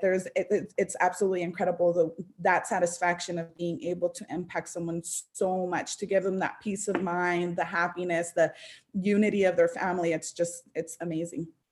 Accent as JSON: {"language": "English", "town": "Las Vegas", "region": "Nevada", "country": "United States", "tie": "born or raised there", "also_born_or_lived": "Los Angeles / Orange County", "moved": "as an adult", "said": "I was raised in Vegas"}